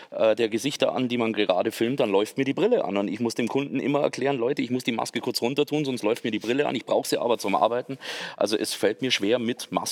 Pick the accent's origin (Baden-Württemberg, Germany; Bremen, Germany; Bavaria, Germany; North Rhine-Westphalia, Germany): Bavaria, Germany; als Allgäuer ist man da sehr verwöhnt, was die landschaftlichen Möglichkeiten anbelangt.